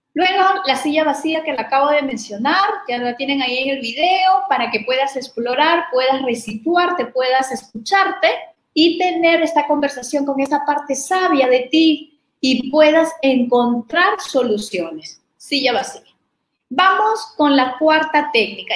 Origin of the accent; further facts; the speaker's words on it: Peru; also born or lived in Mexican Caribbean; now in Mexico; soy de Perú